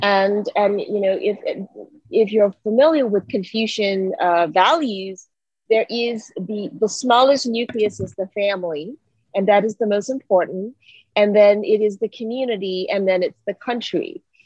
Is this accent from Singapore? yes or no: yes; Singapore; also born or lived in Hawaii, United States; now in Atlanta, United States; I originally grew up in Singapore, and I moved to the United States and Hawaii specifically